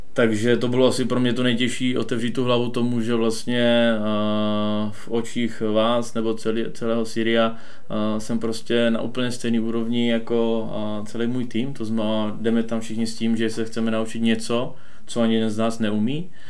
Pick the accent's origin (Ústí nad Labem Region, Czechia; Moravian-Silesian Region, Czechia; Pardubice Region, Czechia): Pardubice Region, Czechia; near Moravská Třebová; pocházím od Moravské Třebové.